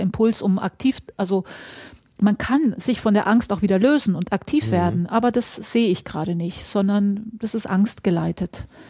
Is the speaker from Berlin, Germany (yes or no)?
no; Mecklenburg-Vorpommern, Germany; bei uns in Mecklenburg-Vorpommern